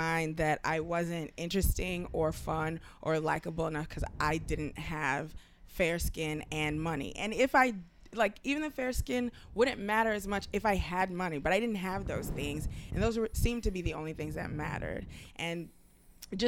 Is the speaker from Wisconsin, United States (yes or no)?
no; New York City, New York, United States; also born or lived in Nigeria; I'm like a Nigerian immigrant, pretty much a poor kid who grew up not in the projects, across the street from them in low-income housing in like the worst neighborhood in Brooklyn